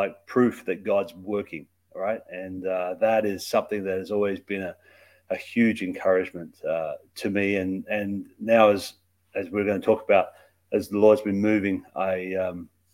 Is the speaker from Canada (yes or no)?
no; Australia; moved away; So I grew up in Australia. That's where my accent comes from